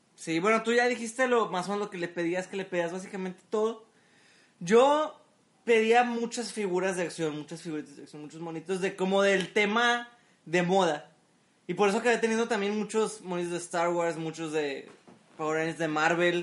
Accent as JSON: {"language": "Spanish", "country": "Mexico", "said": "como buen mexicano"}